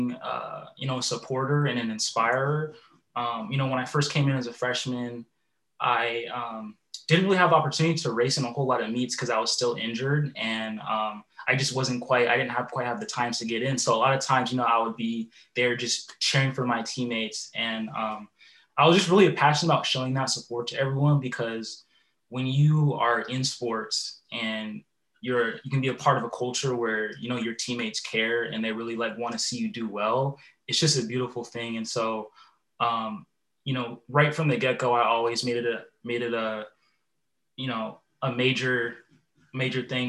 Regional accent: Puyallup, Washington, United States; also born or lived in Phoenix, Arizona / Bellingham, Washington; I grew up in the Puyallup, Tacoma area and attended Puyallup High School

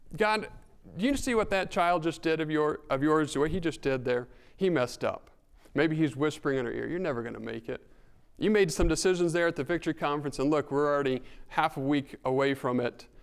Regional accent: northern New Mexico, United States; moved away; Growing up in New Mexico

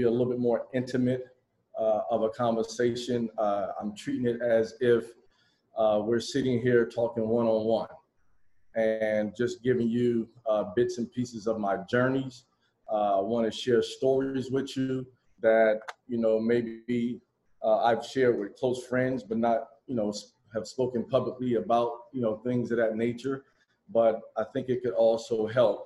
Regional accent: Miami, Florida, United States; I'm originally from Miami, Florida

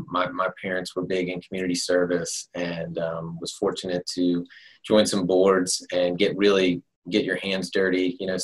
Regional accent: Atlanta, Georgia, United States; moved away as an adult; also born or lived in Nashville / New York; now in Jacksonville, United States; I moved here in 2003, bounced around the East Coast a good bit, but I'm born and raised in Atlanta.

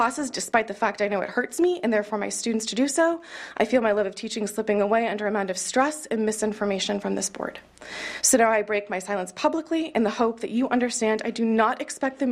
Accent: Kansas City, Missouri, United States; I grew up in Kansas City, Missouri, and I attended private schools my entire life

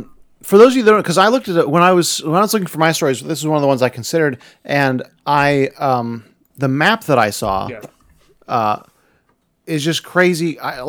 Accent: Illinois, United States; I grew up in Illinois, which is a little more near the tornado alley, so we had pretty frequent tornadoes, especially in central Illinois.

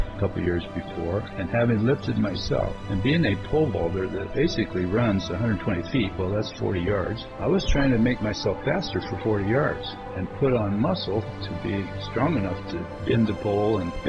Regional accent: Arizona, United States; I'm from Arizona. Nobody knows who I am around here.

